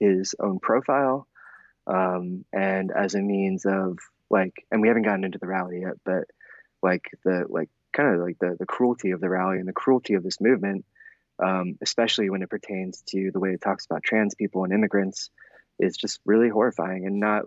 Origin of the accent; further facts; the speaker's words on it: Adams County, Pennsylvania, United States; I'm from Central PA. I'm from his district. I grew up going to church